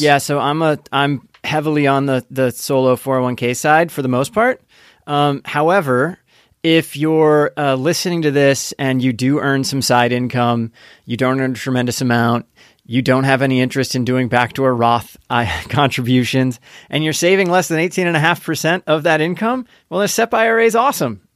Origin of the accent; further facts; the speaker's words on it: Indiana, United States; I grew up in Indiana